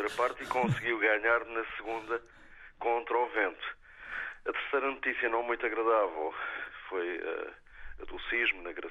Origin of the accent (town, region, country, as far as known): Azores, Portugal; moved away